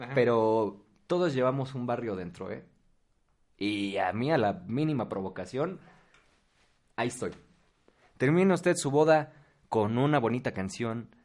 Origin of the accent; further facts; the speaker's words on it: State of Mexico, Mexico; los dos somos del Estado de México